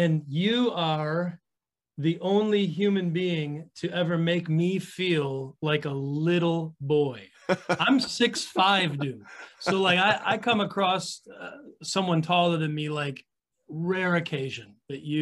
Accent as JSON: {"language": "English", "region": "Wisconsin", "country": "United States", "tie": "born or raised there", "also_born_or_lived": "Rockford, Illinois", "said": "born of a certain amount of dysfunction, divorce and separation and moving. And so I've moved around a bit between Illinois and Wisconsin"}